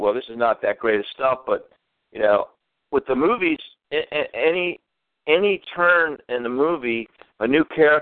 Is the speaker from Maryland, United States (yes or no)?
yes; Baltimore, Maryland, United States; my home state, Baltimore, Maryland